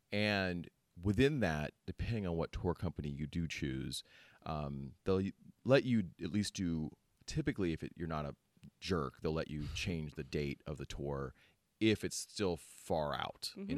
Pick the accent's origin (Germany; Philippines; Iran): Philippines; born there; Being half Filipino myself and being born in the Philippines, I do have a lot of... you know, it's close to my heart